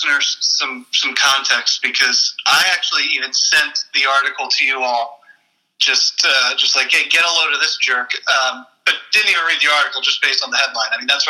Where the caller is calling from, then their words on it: Philadelphia, Pennsylvania, United States; I sure am. I'm coming live from …'s hometown of Philadelphia.